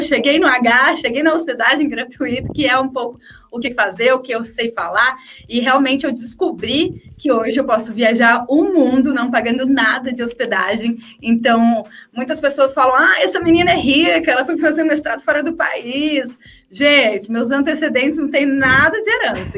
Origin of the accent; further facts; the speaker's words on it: interior of São Paulo, Brazil; Eu sou do interior de São Paulo